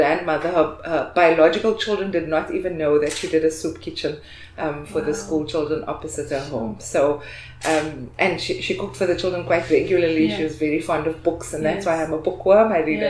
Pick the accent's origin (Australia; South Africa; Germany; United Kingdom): South Africa; Cape Town, Western Cape; moved away as an adult; also born or lived in United States; I am born and raised in Cape Town